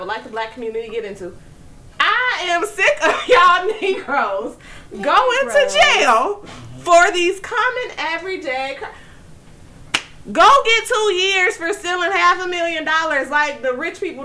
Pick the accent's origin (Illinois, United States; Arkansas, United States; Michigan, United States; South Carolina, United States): Illinois, United States; Chicago; As a Chicagoan